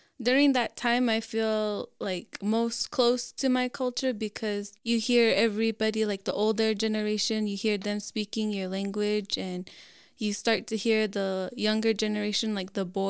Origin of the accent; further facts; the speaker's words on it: Lower Moenkopi, Arizona, United States; I'm from Lower Munkapi